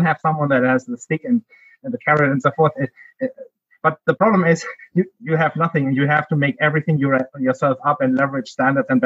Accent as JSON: {"language": "English", "town": "Heidelberg", "region": "Baden-Württemberg", "country": "Germany", "tie": "born or raised there", "accent": "German", "second_language": "English", "moved": "as an adult", "lives_now": "United States", "said": "I grew up there. Multiple cities. I would call Heidelberg my hometown, because that is where I went to school and university."}